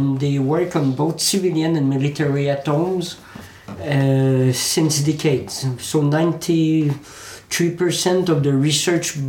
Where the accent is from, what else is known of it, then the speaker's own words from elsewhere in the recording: Quebec, Canada; English is a second language; now in France; Quebec, my native country, because I live in France since 20 years, but I'm native from Quebec, Canada